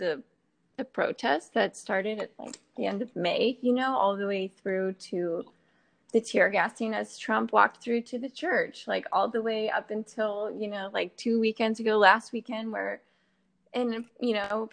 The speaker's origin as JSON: {"language": "English", "region": "Northern Virginia", "country": "United States", "tie": "born or raised there", "lives_now": "Washington, D.C., United States", "said": "I grew up in Northern Virginia"}